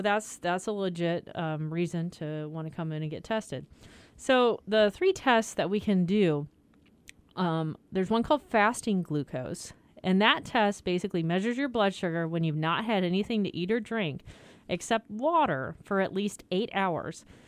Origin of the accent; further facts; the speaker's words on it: Iowa, United States; moved away; I grew up in Iowa, so I learned pop